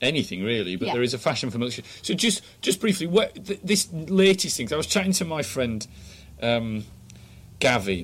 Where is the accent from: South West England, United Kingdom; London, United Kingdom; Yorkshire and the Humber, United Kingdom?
Yorkshire and the Humber, United Kingdom; I'm from Yorkshire.